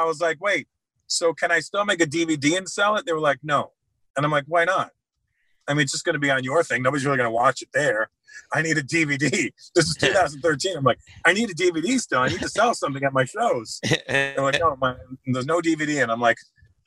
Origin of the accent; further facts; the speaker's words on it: Toronto, Ontario, Canada; I'm from Toronto.